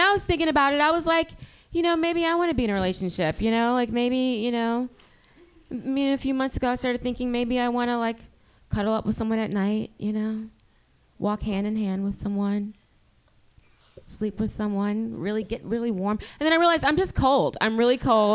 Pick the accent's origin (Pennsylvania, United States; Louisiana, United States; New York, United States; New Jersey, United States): Louisiana, United States; now in San Francisco Bay Area, United States; I'm from Louisiana, and I went back home for the holidays